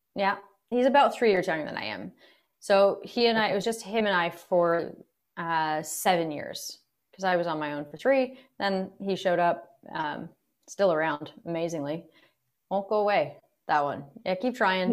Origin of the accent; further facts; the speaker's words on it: Kingston, Ontario, Canada; we grew up in Kingston in, in the suburbs.